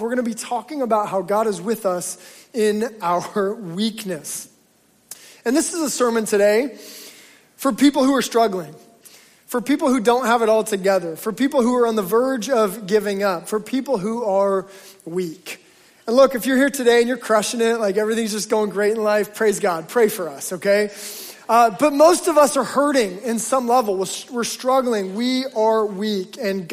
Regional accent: Alaska, United States; moved away; when I grew up in Alaska

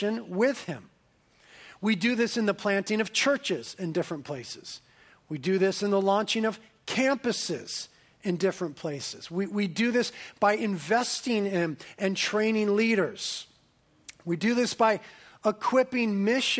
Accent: Carpinteria, California, United States; I was born and raised in Carpinteria

